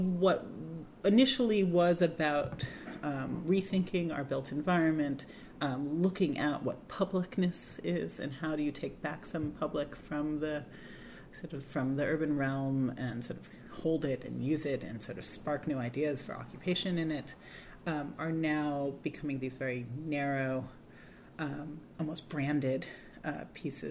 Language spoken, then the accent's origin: English; Berkeley, California, United States; growing up in Berkeley in the 70s and 80s